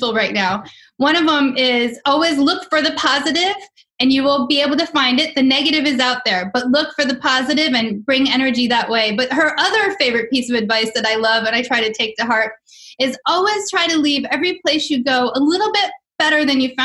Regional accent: just outside D.C., Maryland, United States; also born or lived in Chicago, Illinois; I was born in Chicago. I went to elementary, middle school, and high school just outside of D.C. on the Maryland side

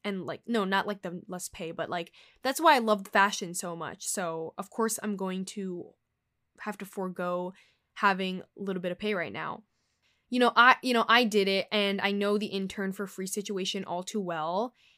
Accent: New York, United States; I was born here in New York, you know, where the hub of the fashion industry is. So I have a home here. I still live with my family

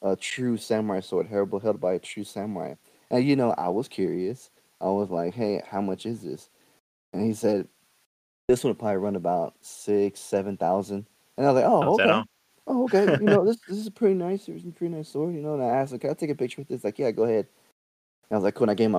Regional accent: Texas, United States; I'm from Texas.

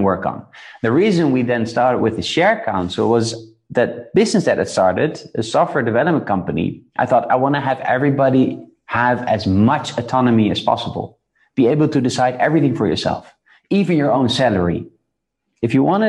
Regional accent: Netherlands; I was born in the Netherlands, born in a good middle class, upper middle

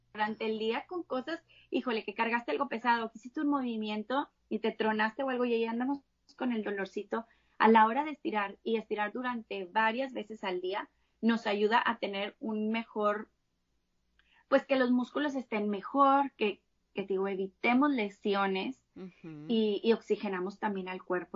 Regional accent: Monterrey, Nuevo León, Mexico; Yo soy de Monterrey, de acá de México

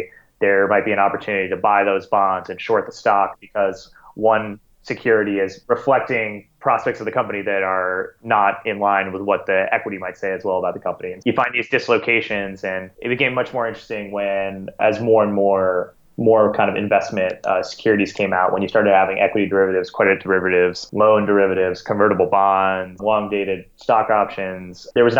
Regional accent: Singapore; When I was maybe about 9 or 10 years old, I grew up in Singapore. I went to an American school there, grew up in Singapore, but every summer we'd go back to California where my grandparents were.

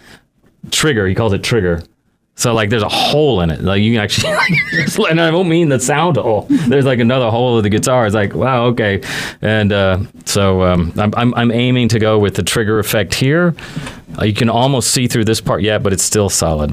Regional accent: Houston, Texas, United States; also born or lived in California; I'm really from Houston

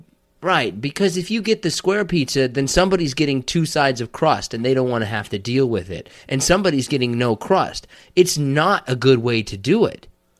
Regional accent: Detroit, Michigan, United States; Well, listen, don't try to come in here, but I'm from Detroit.

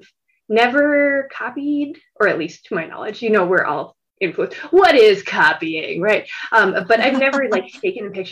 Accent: North Dakota, United States; moved away as an adult; also born or lived in Australia; living in Australia, even though I'm from North Dakota

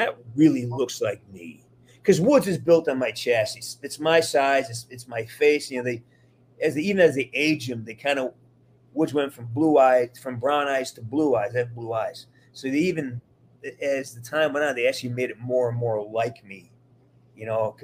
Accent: Massachusetts, United States; also born or lived in West Hollywood; now in Burbank, United States; I'm from Massachusetts

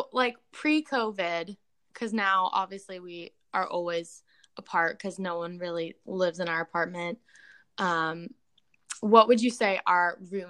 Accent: Orlando, Florida, United States; moved away; we're both from Orlando.

